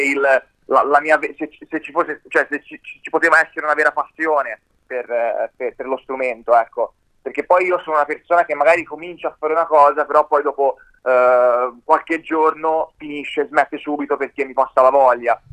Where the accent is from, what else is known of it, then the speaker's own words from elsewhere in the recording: Livorno, Tuscany, Italy; alle mie parti, a Livorno